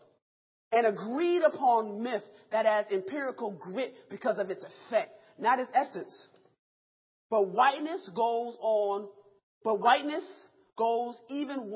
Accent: Rochester, New York, United States; I'm from Rochester, New York, upstate New York, where it's cold

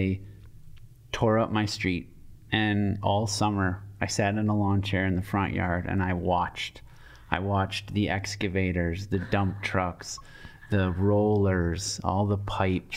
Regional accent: Hartland, Wisconsin, United States; now in Madison, United States; I grew up in a suburb of Milwaukee, Heartland

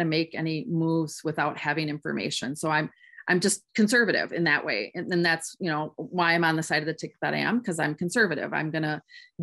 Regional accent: Madison, Wisconsin, United States; also born or lived in Waunakee, Wisconsin; I was born and raised actually in Madison, Wisconsin

